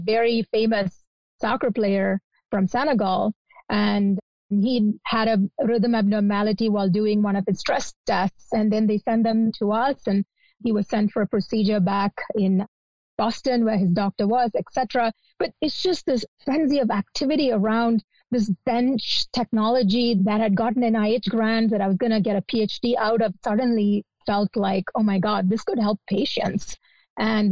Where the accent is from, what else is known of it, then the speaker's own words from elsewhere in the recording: Kochi, Kerala, India; moved away as an adult; also born or lived in Cleveland, Ohio; now in United States; I grew up in Kochi, Kerala, India